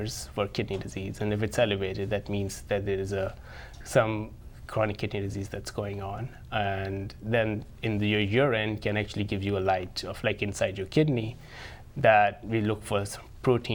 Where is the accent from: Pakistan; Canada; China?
Pakistan; Lahore, Punjab; moved away as an adult; also born or lived in New Haven, Connecticut / Omaha, Nebraska / San Francisco, California; now in Sioux Falls, United States; I was born and raised in Lahore, one of the metropolitan cities in Pakistan